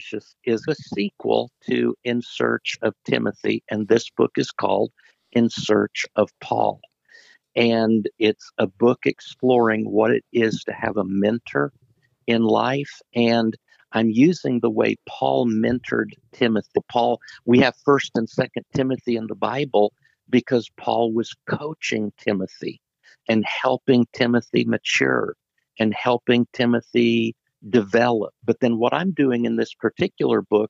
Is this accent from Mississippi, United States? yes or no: no; Indiana, United States; I grew up in Indiana playing basketball